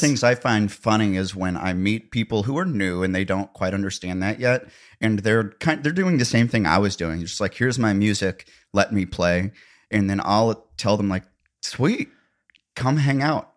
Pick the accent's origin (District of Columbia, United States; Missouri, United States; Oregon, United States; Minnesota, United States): Missouri, United States; accent: Missouri-ish